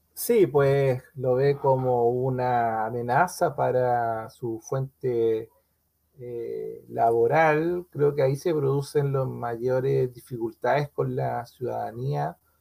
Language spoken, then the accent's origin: Spanish; Chile; norte de nuestro país